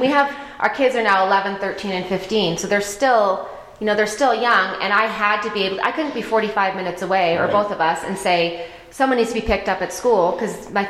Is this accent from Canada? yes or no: yes; Alberta, Canada; also born or lived in New Jersey; now in Colorado, United States; I grew up in Alberta, Canada. Mm-hmm. We lived out in New Jersey for a while.